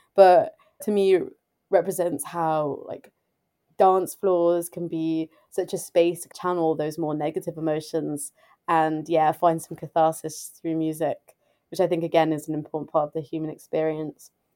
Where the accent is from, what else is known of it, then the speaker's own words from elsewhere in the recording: England, United Kingdom; also born or lived in United States; now in London, United Kingdom; I was the only English person there